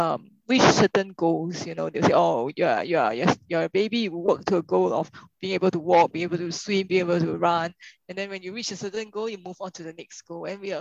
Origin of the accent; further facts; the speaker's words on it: Singapore; So what you say, Max, really resonates with us as Singaporeans.